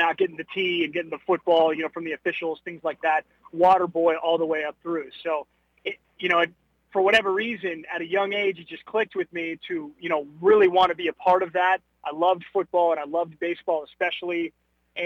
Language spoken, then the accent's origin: English; Huntington Beach, California, United States; moved away as an adult; also born or lived in Virginia / Fayetteville, Arkansas / Louisville, Kentucky; now in Dallas, United States; growing up in Southern California and Huntington Beach